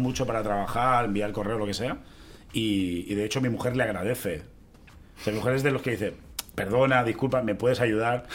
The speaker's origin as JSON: {"language": "Spanish", "region": "Catalonia", "country": "Spain", "said": "siendo rapero cómico catalán"}